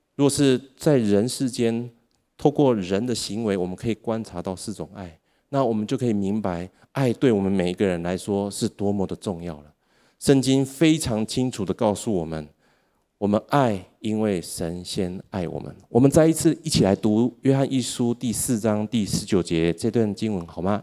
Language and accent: Chinese; Taiwan; 我们台湾的人口正在逐渐地减少